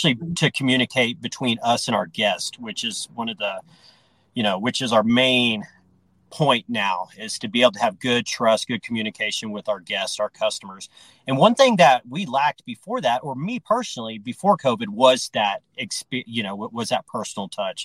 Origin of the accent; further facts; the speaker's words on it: Austin, Texas, United States; now in Denver, United States; I'm from Austin, Texas, and my family's been in the dry cleaning industry